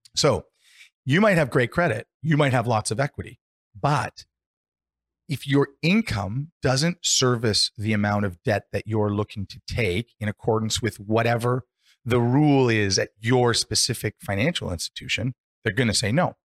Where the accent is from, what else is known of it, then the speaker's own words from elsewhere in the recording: Canada; we're fortunate in Canada